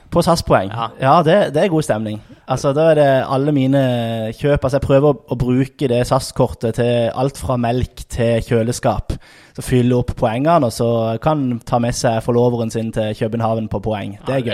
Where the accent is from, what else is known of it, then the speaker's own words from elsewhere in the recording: Lyngdal, Agder, Norway; moved away as an adult; also born or lived in Tromsø; now in Sandnes, Norway; jeg kommer fra Lyngdal, vokste opp i Misjonskirka i Lyngdal som barn, som ungdom